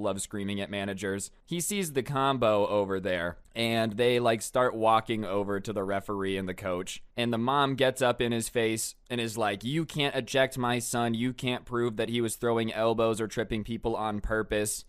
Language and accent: English; United States; I'm American